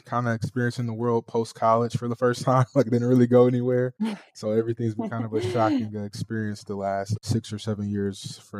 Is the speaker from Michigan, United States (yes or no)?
yes; Flint, Michigan, United States; moved away as an adult; now in Ho Chi Minh City, Vietnam; So I'm from Flint, Michigan, born and raised there, grew up there my whole life. I went to college at Eastern Michigan University.